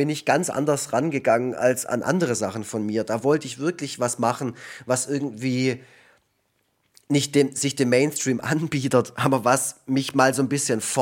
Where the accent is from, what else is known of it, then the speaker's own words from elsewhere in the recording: Canada; moved away; einerseits war da da auch mal wieder einen Besuch in Kanada in meiner alten Heimat war da in dem Jahr